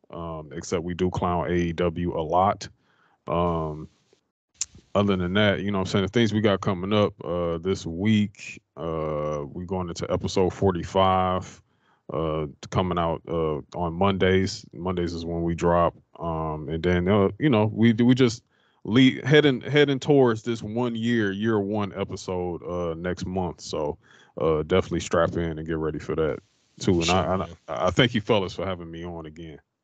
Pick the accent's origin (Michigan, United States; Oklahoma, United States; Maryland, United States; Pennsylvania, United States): Michigan, United States; Detroit; I am from Detroit, Michigan